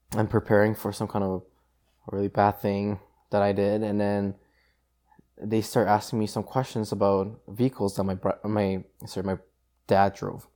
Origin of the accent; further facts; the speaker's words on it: South Korea; moved away; I was born in South Korea